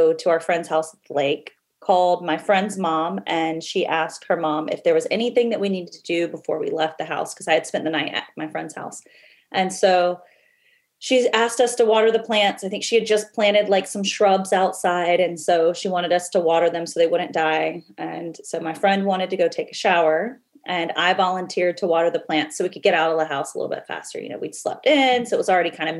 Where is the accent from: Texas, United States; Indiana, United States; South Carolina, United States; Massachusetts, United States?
South Carolina, United States; Lexington; I was raised in Lexington, South Carolina